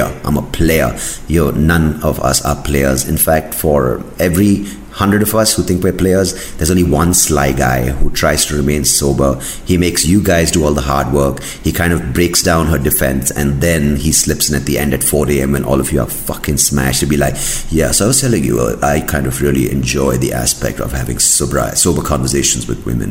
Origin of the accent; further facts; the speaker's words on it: South India, India; I'm South Indian